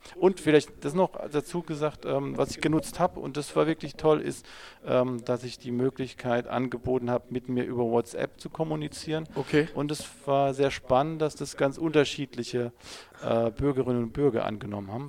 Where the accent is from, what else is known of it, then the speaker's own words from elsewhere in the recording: Mannheim, Baden-Württemberg, Germany; also born or lived in Ladenburg; ich komme ja aus, aus Mannheim